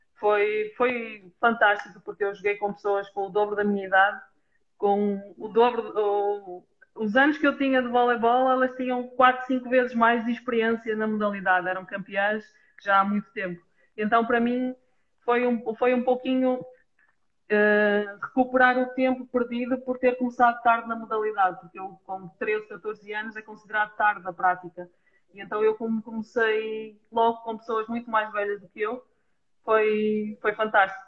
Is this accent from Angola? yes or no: no; Portugal; nós, enquanto portuguesas